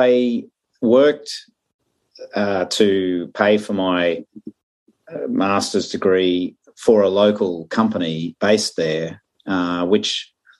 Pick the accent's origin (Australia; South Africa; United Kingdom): Australia; Brisbane, Queensland; moved away as an adult; also born or lived in Rolla, Missouri, United States / Northern California, United States / Colorado, United States; So I was born in Brisbane, Australia. Went to school here, went to university